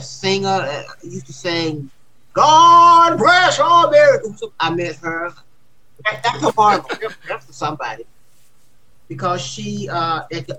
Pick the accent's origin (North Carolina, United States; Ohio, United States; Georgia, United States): Georgia, United States; Atlanta; moved away; I'm from Atlanta in Stockton